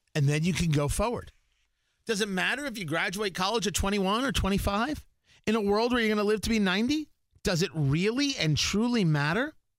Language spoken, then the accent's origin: English; New Jersey, United States; moved away as an adult; also born or lived in Arizona; I grew up in Jersey